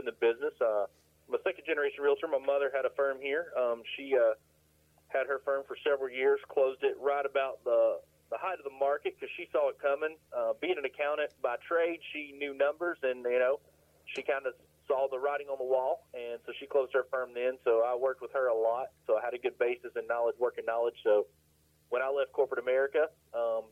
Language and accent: English; Asheville, North Carolina, United States; Born and raised here, never left. I love my mountains too much to go elsewhere.